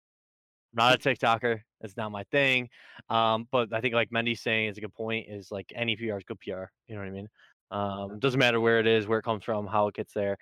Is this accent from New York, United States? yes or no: yes; Syracuse, New York, United States; I'm from Syracuse, New York, upstate, baby